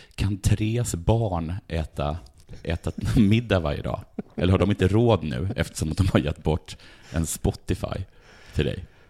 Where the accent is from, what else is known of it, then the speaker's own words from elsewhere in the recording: Sweden; jag är från Sverige, mm. så jag sa I'm from Sweden